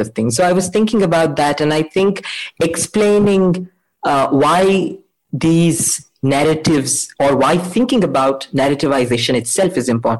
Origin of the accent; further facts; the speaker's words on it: Mysore, Karnataka, India; I'm from Mysore